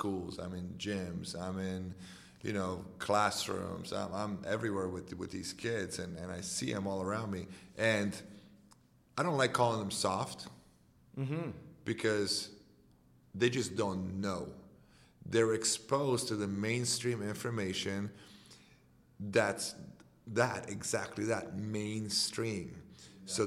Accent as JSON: {"language": "English", "country": "Romania", "second_language": "English", "moved": "yes"}